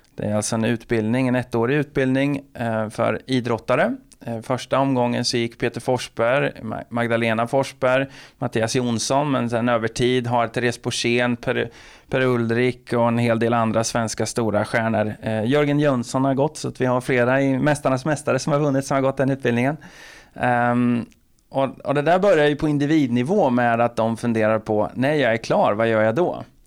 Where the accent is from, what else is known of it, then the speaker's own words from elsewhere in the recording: Linköping, Östergötland, Sweden; jag är ju från Linköping